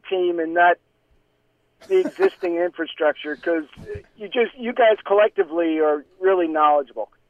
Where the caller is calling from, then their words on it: North Carolina, United States; from North Carolina.